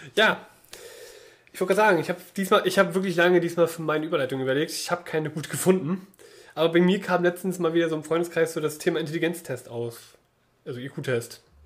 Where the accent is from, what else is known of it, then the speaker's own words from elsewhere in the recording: Mecklenburg-Vorpommern, Germany; now in Berlin, Germany; bei uns in Mecklenburg-Vorpommern war das anders. Da geht die Grundschule nicht bis zur sechsten Klasse, sondern nur wie es sein soll bis zur vierten